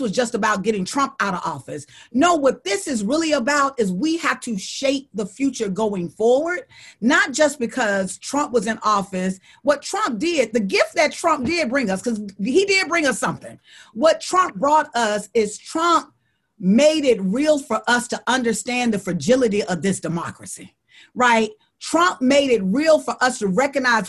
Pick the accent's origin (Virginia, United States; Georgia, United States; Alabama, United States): Alabama, United States; I'm from Alabama